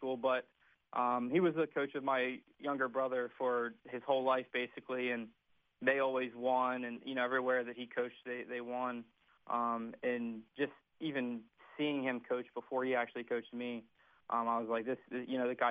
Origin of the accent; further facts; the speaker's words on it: Berkeley Springs, West Virginia, United States; moved away as an adult; I grew up in Berkeley my whole life, and I played at Berkeley Springs for 4 years